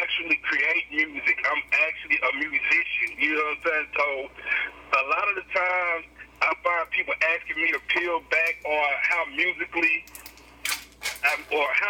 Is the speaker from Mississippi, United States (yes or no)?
yes; Columbus, Mississippi, United States; I'm from Columbus, Mississippi